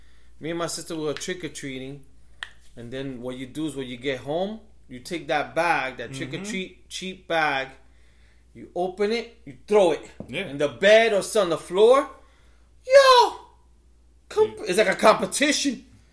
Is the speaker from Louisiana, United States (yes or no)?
no; New York, United States; growing up in the Heights and growing up with Dominicans